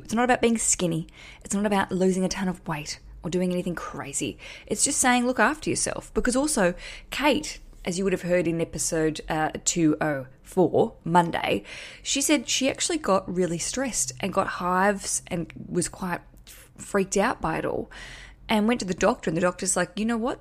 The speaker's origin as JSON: {"language": "English", "country": "Australia", "accent": "big Australian", "said": "my big Australian accent"}